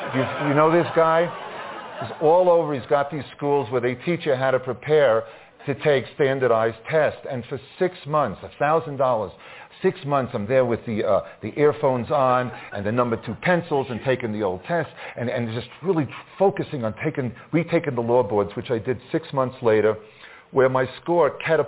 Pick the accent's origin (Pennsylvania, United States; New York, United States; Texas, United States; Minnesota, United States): New York, United States; Long Island; ever since I was a little boy growing up on Long Island